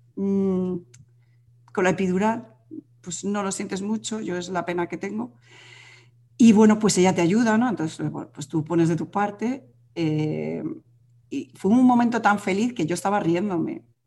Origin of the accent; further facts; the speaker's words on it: Madrid, Community of Madrid, Spain; now in Galicia, Spain; nosotros vivimos en Galicia, aunque yo soy de Madrid